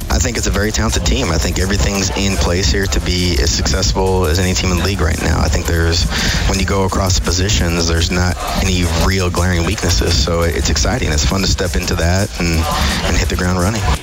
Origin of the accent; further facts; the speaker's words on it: Great Falls, Montana, United States; moved away; I grew up in in Great Falls, Montana, at CMR